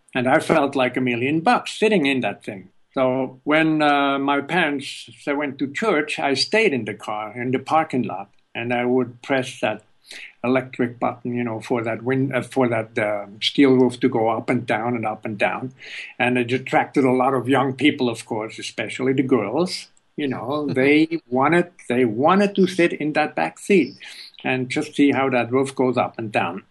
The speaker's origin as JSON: {"language": "English", "country": "Switzerland", "tie": "born or raised there", "also_born_or_lived": "California", "moved": "as an adult", "lives_now": "United States", "said": "I was born in Switzerland"}